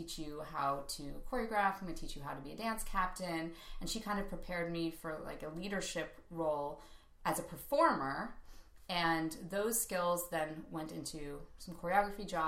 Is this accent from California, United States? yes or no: yes; Calabasas, California, United States; I'm from Los Angeles, Calabasas, to be specific.